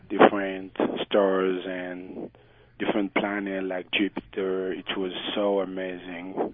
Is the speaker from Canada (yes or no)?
no; DR Congo; English is a second language; now in Utah, United States; I'm from the Republic Democratic of Congo.